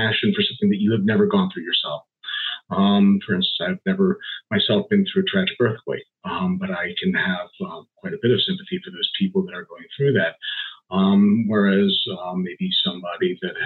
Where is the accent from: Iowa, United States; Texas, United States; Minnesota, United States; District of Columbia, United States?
District of Columbia, United States; Washington; moved away as an adult; also born or lived in Arizona; now in East Lansing, United States; I'm originally a Washington, D.C. native and transplant to Michigan. I came out here in about 2014.